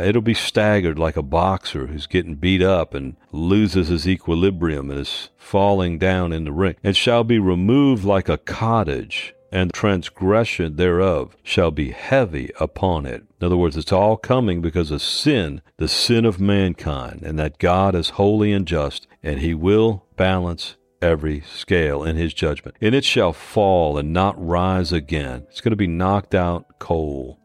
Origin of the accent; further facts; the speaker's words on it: New Orleans, Louisiana, United States; moved away; I was born and raised in New Orleans